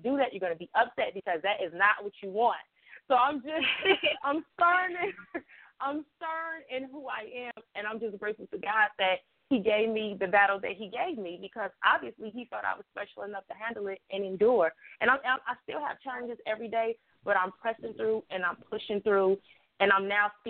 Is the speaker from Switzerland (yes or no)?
no; Chicago, Illinois, United States; Growing up in Chicago